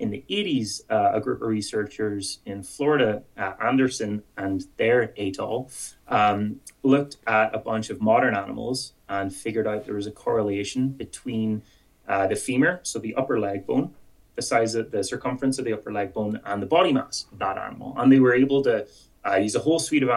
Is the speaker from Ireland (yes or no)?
yes; Ireland; accent: Irish; moved away as an adult; now in Edmonton, Canada; with my Irish accent